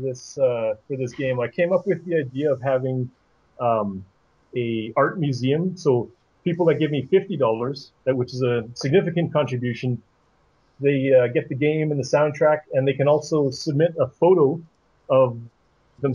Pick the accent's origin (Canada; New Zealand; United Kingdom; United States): Canada; also born or lived in Ottawa, Ontario; I'm Canadian. I'm in Ottawa